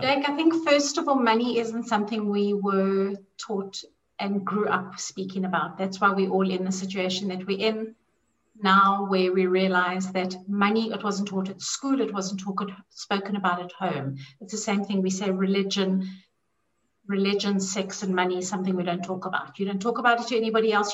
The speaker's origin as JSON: {"language": "English", "country": "South Africa", "tie": "born or raised there", "said": "I had my own issues with money growing up in South Africa, growing up with a lot of poverty"}